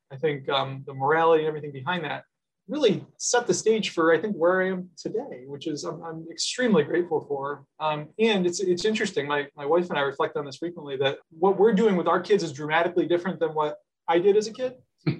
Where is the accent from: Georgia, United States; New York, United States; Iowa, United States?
New York, United States; Syracuse; born or raised there